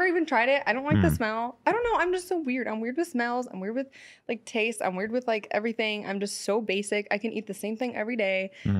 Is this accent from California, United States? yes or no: yes; San Francisco, California, United States; now in Los Angeles, United States; because I'm from San Francisco, so I'm not really into this LA life, even though I live here.